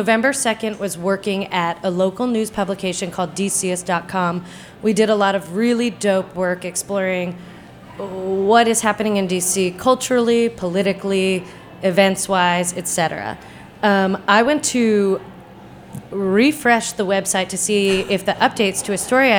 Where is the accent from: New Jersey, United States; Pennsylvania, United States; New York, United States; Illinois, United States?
New Jersey, United States; also born or lived in Maine; now in Washington, D.C., United States; I grew up in New Jersey, then I moved to Maine. Now I live in D.C.